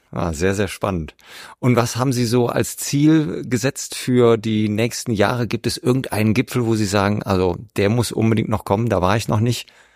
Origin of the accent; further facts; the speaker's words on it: Rhineland, Germany; als Rheinländer aus dem Flachland